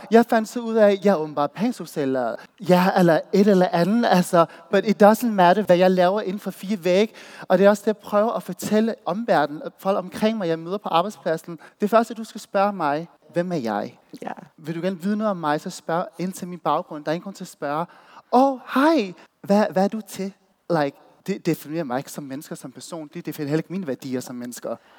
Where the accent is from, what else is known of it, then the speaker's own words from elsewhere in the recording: Odense, Southern Denmark, Denmark; moved away as an adult; now in Copenhagen, Denmark; Jeg er fra Voldsmose